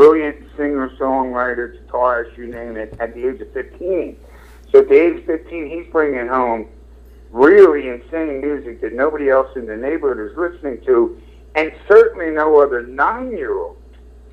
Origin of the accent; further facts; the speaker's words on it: Philadelphia, Pennsylvania, United States; I grew up in Southwest Philadelphia